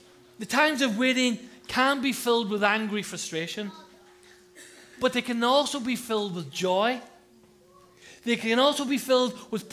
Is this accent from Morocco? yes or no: no; Ireland; now in United Kingdom; I'm not English, you know that, don't you? Huh? I'm Irish.